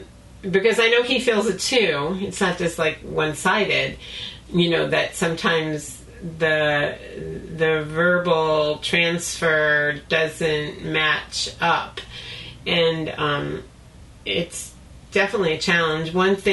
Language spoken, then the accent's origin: English; California, United States; it must just be because you're from the East Coast and I'm from Southern California.